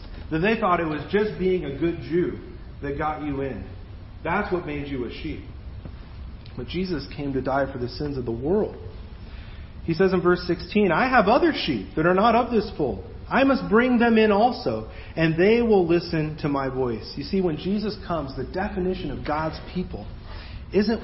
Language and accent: English; Mexico; moved away; where I grew up down in Mexico